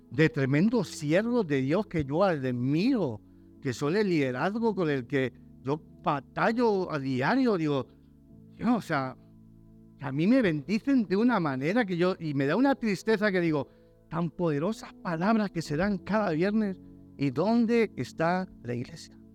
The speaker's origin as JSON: {"language": "Spanish", "country": "Germany", "tie": "born there", "also_born_or_lived": "Valladolid, Spain / Barcelona, Spain / Tenerife, Spain / Madrid, Spain", "said": "yo nací en el extranjero, en Alemania, pues yo soy pastor alemán."}